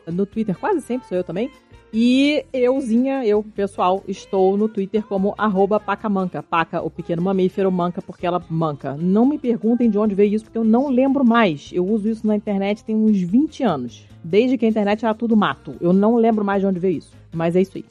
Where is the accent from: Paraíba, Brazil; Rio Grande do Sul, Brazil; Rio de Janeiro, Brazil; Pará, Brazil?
Rio de Janeiro, Brazil; eu sou carioca